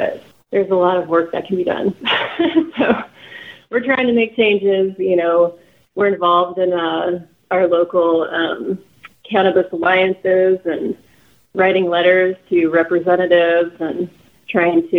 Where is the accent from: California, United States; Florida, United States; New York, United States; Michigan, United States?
California, United States; Los Angeles; also born or lived in Santa Cruz; now in Humboldt County, United States; I grew up mostly in Los Angeles